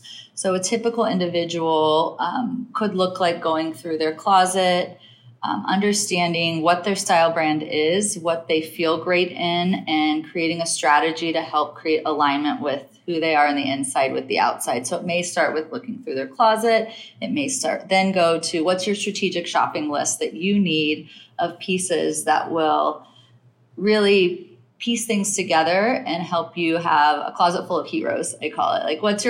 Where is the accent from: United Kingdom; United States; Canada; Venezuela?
United States; Midwest; now in New York, United States; I'm like, but I'm still a Midwest girl, but I'm still a New Yorker.